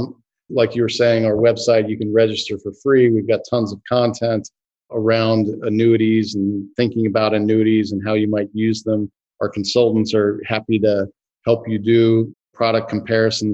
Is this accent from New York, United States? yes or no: no; Northern Virginia, United States; I grew up in Northern Virginia